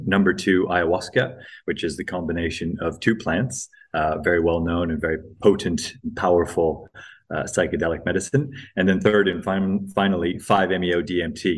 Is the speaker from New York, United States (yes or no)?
no; Hawaii, United States; also born or lived in Greece; I was born in Greece to quite hippie parents, raised predominantly in the US, in Hawaii